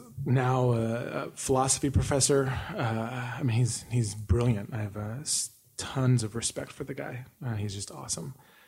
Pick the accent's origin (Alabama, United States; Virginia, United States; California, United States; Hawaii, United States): California, United States; Duarte; born there; also born or lived in Long Beach; I was born in Duarte out there, and then we lived in Long Beach for the first maybe 6 years of my life, 5 or 6 years.